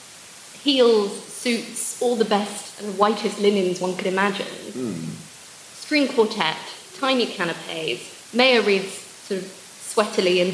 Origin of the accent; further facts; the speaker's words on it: England, United Kingdom; accent: very English; I know how I sound. Yeah. Very English